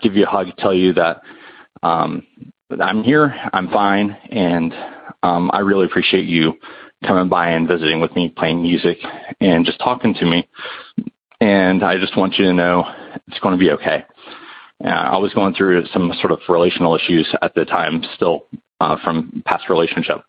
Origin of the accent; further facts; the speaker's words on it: North Carolina, United States; I'm from North Carolina